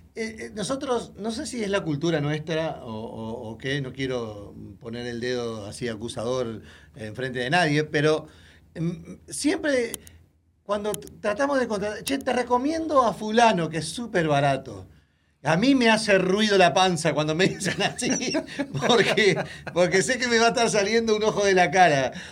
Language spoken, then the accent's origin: Spanish; Uruguay; born or raised there; moved away